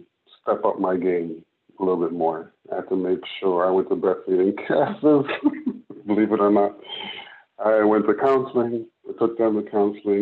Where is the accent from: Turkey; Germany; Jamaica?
Jamaica; moved away; I'm Jamaican. I was born in Jamaica. I've been here about 20 years